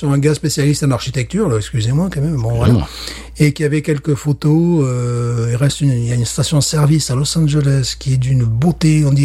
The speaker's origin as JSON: {"language": "French", "country": "France", "tie": "born or raised there", "moved": "as an adult", "lives_now": "Louisiana, United States", "said": "en France également, même dans ma ville natale"}